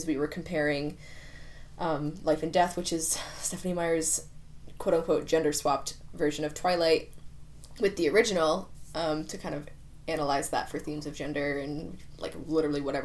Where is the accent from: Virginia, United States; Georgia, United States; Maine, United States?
Maine, United States; also born or lived in England; I'm from Maine